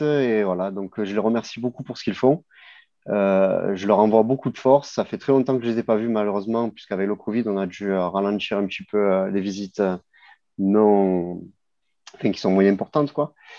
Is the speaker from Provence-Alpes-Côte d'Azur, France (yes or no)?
yes; Marseille, Provence-Alpes-Côte d'Azur, France; en tant que Marseillais